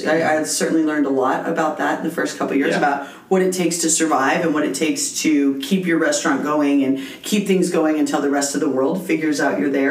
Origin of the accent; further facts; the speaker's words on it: Las Cruces, New Mexico, United States; I was born and bred in Las Cruces.